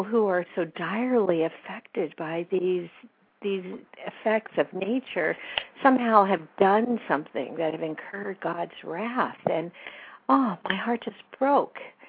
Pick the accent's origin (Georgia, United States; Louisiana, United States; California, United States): California, United States; Whittier; now in Northern California, United States; Growing up in Whittier, California